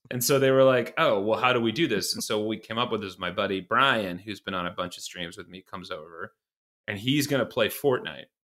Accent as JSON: {"language": "English", "region": "Iowa", "country": "United States", "also_born_or_lived": "Boston / Los Angeles", "moved": "as an adult", "said": "I'm from Iowa originally"}